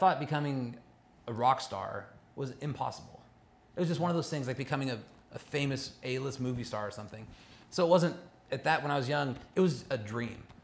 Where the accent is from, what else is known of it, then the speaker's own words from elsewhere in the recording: Los Angeles County, California, United States; also born or lived in Olympia, Washington; I didn't grow up in Orange County. I grew up in Los Angeles County for the most part